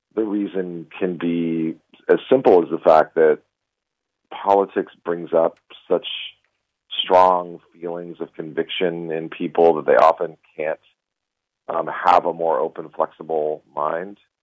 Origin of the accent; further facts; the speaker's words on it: United States; as an American Jew